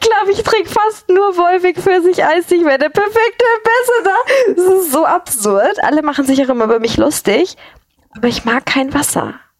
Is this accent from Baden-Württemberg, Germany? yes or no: no; a village near Kiel, Schleswig-Holstein, Germany; ich bin auf dem Dorf aufgewachsen